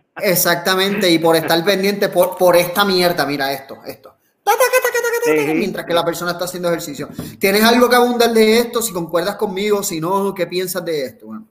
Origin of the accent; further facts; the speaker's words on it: Puerto Rico; del gran país que tenemos, de Puerto Rico